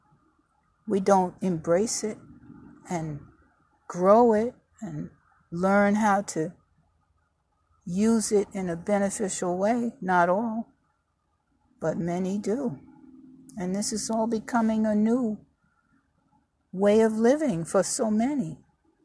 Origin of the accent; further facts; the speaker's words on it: New York, United States; moved away; also born or lived in Virginia; I was born and raised in New York. Migrated to Virginia